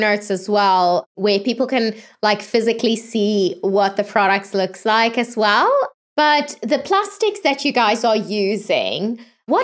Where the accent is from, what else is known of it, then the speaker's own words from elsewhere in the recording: South Africa; I grew up in South Africa